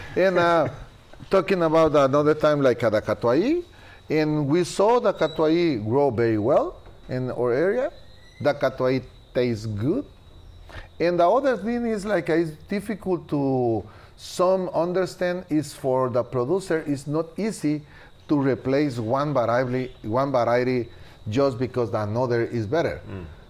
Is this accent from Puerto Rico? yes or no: no; Guatemala; English is a second language; moved away as an adult; also born or lived in Marcala, Honduras; now in Honduras; I am original from Guatemala, but in 1992